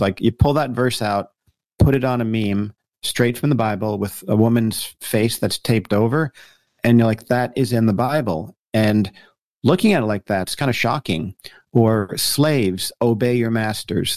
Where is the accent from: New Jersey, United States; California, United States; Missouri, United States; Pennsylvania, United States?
New Jersey, United States; Paramus; moved away as an adult; also born or lived in Colorado; born and raised in New Jersey, uh, person up in Paramus, New Jersey